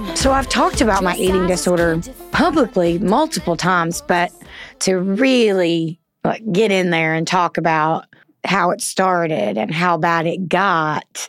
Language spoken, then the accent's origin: English; the South, United States; accent: southern; My southern accent